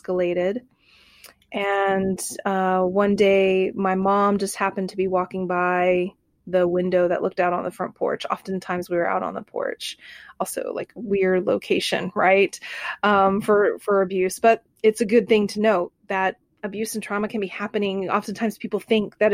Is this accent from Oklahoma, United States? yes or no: yes; Bartlesville, Oklahoma, United States; I grew up in Bartlesville, Oklahoma.